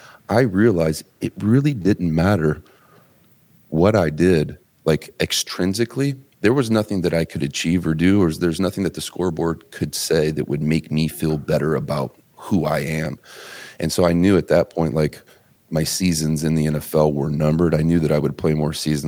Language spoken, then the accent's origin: English; Terre Haute, Indiana, United States; I'm from Terre Haute, Indiana, man. I'm a tobacco chewing 108 pound freshman